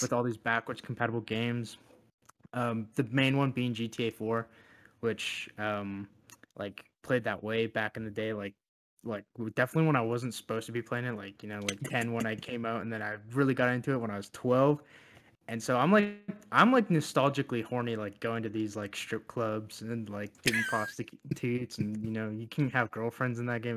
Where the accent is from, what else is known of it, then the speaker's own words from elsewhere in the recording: Canada; as a Canadian